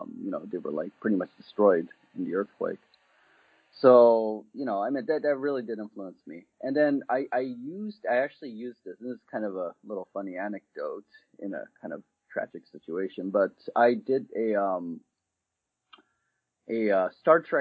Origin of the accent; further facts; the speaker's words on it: Alameda, California, United States; also born or lived in Japan; I'm originally from Alameda, California, which is, I guess, like a suburb of San Francisco. I grew up in both Japan and the United States